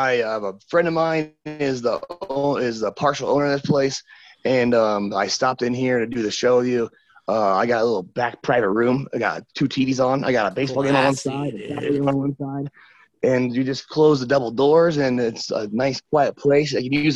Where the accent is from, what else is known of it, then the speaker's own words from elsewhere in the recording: Nebraska, United States; it's only about 2.5 hours from my hometown in Nebraska.